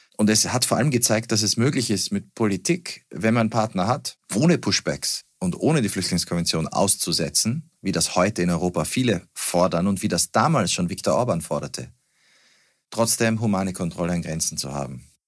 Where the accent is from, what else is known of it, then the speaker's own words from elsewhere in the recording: Salzburg, Austria; moved away as an adult; now in Berlin, Germany; ich bin Wahl-Berliner, geboren in Salzburg, aufgewachsen in Österreich